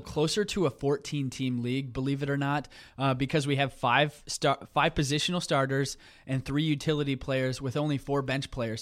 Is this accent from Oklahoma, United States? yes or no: yes; Tulsa, Oklahoma, United States; growing up in Tulsa